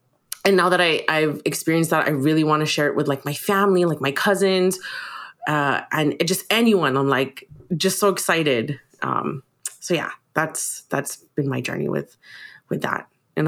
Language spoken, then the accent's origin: English; Philippines; me being Filipino and my parents speaking this language, it's exciting, right?